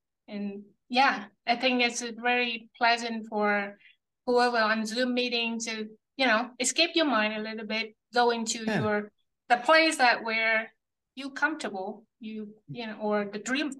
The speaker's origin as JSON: {"language": "English", "region": "Central Vietnam", "country": "Vietnam", "tie": "born or raised there", "moved": "yes", "lives_now": "United States", "said": "I was born and raised in a small village in central Vietnam."}